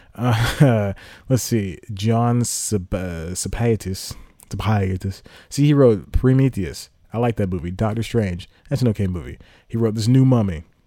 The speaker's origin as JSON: {"language": "English", "country": "United States", "said": "us Americans who would like to act"}